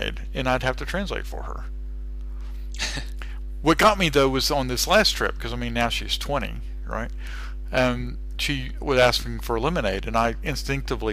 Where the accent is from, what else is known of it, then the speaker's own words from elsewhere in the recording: Texas, United States; accent: Texas; moved away as an adult; now in Australia; because I'm from Texas, right? And I'm always conscious about being a Texan